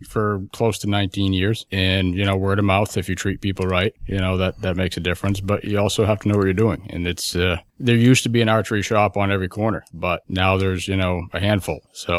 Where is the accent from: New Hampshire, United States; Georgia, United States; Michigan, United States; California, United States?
New Hampshire, United States; Concord; I am originally from Concord, New Hampshire.